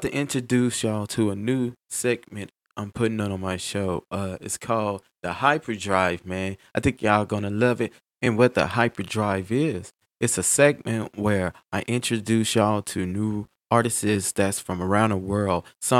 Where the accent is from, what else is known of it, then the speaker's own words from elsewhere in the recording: Gulfport, Mississippi, United States; I grew up in North Gulfport, too.